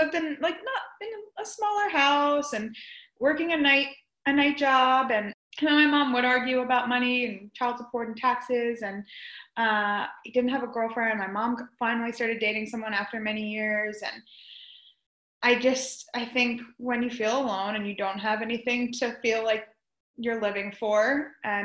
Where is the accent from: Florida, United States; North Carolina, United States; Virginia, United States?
Florida, United States; also born or lived in New York; We moved down to Florida from New York